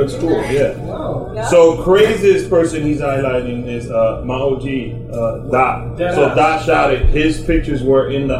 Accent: Harlem, New York, United States; Growing up in Harlem, the festival was something to look forward to.

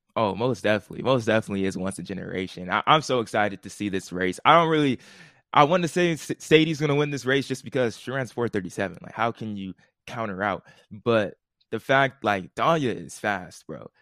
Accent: California, United States; we're from California

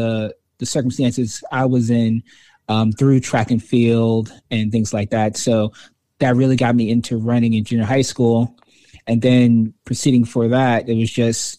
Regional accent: New York City, New York, United States; I'm originally from Brooklyn, New York

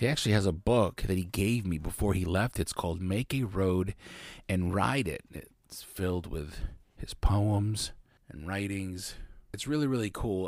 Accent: Lancaster, Pennsylvania, United States; Lancaster, I, I'm born and raised

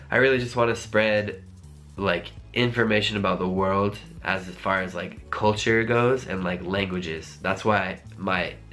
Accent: Centennial, Colorado, United States; also born or lived in Denver; where I'm from is a place I really care about which is Denver, Colorado, more specifically Centennial, Colorado. It's a small suburb of Denver, um, which is in the middle of the United States.

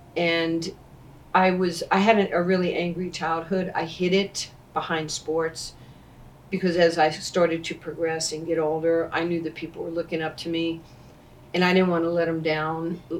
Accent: New York City, New York, United States; growing up in New York, you know, like in 73, 74

